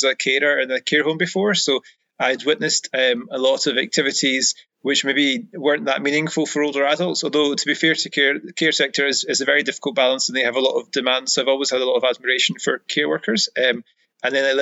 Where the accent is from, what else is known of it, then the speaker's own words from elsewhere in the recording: Ayrshire, Scotland, United Kingdom; also born or lived in Bavaria; now in Glasgow, United Kingdom; I'm originally from Ayrshire, but now my Glaswegian, after living there for a few years, is pretty fluent as well.